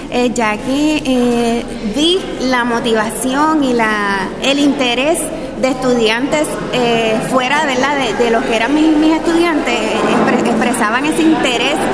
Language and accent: Spanish; Maunabo, Puerto Rico; eh, soy del pueblo de Maunabo. Eh, estudié en la Universidad de Puerto Rico, en Río Piedras.